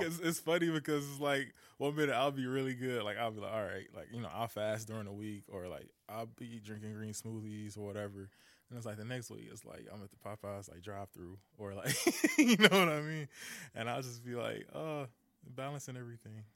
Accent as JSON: {"language": "English", "town": "Detroit", "region": "Michigan", "country": "United States", "said": "I'm from Detroit"}